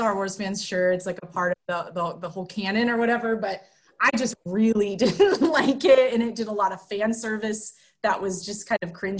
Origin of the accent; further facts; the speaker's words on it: Bay Area, California, United States; moved away as an adult; also born or lived in Cascade Mountain Range, Washington / Spokane, Washington / Bavaria, Germany; now in Shoreline, United States; I'm from the Bay Area in California, is where I grew up. Spent a lot of my childhood, though, hanging out in the Cascade Mountain Range in Washington. And I went to college out in Spokane and did my undergrad.